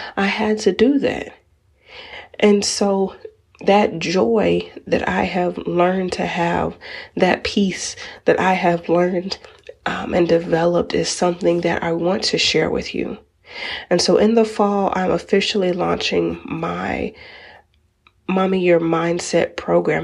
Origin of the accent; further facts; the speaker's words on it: United States; as African American moms, where we are labeled as the strong black woman